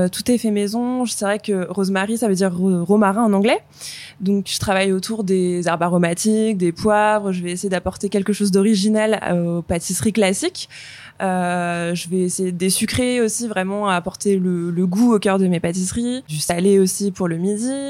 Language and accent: French; Le Mans, Pays de la Loire, France; also born or lived in London; now in Nantes, France; on est du Mans à la base